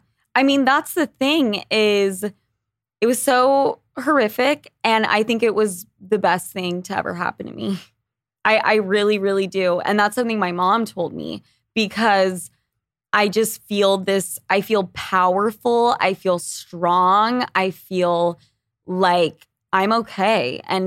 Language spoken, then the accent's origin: English; Utah, United States; born there; Yeah. So I'm born in Utah.